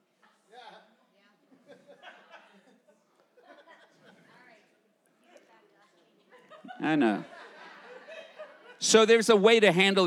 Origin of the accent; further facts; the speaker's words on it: South Africa; I grew up in South Africa during the time of segregation and apartheid